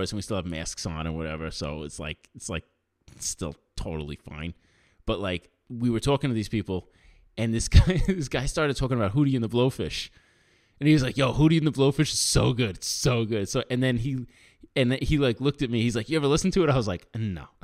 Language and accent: English; New York, United States; I'm from New York.